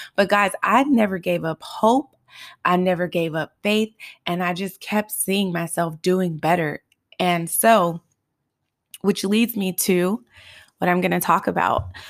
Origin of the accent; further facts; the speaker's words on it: Los Angeles, California, United States; growing up in South Central and Highland Park